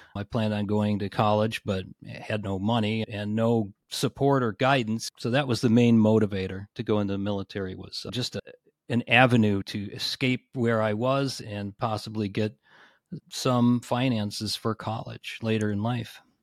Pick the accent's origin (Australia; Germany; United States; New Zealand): United States; suburb of Cleveland, Northeast Ohio; I grew up in Northeast Ohio, in a suburb of Cleveland, so a little bit west of Cleveland.